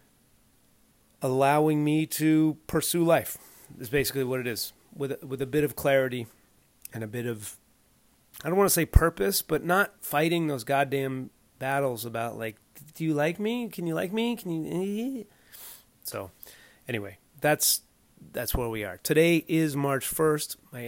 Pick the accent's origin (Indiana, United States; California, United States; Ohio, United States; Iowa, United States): California, United States; Southern; also born or lived in Evanston, Illinois; we grew up in Southern California